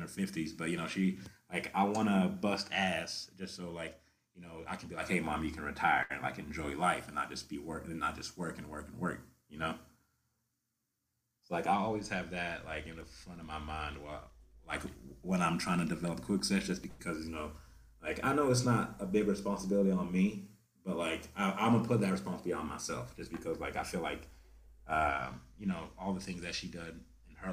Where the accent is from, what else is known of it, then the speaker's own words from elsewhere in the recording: Memphis, Tennessee, United States; moved away as an adult; also born or lived in Kuwait; now in Denver, United States; I grew up in Tennessee, you know, Memphis, Tennessee